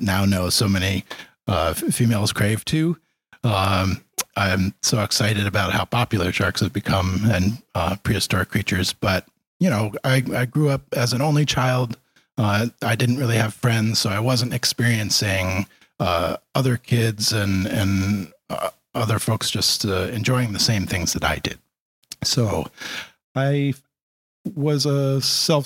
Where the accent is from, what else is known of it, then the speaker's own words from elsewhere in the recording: Stonington, Connecticut, United States; now in Westerly, United States; I did grow up in the Stonington area. I went to high school at Wheeler